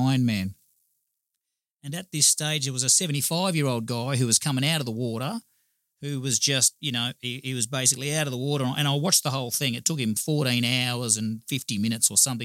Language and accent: English; Gold Coast, Queensland, Australia; I'm born and bred on the Gold Coast. I've been here my whole life